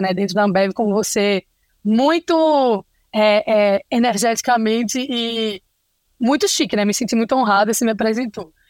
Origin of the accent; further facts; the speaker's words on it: Recife, Pernambuco, Brazil; accent: Recife; Esse meu sotaque é de Recife